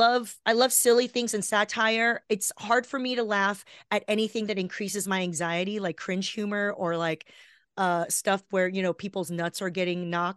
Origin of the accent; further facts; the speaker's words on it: Los Angeles, California, United States; I grew up down here in Los Angeles.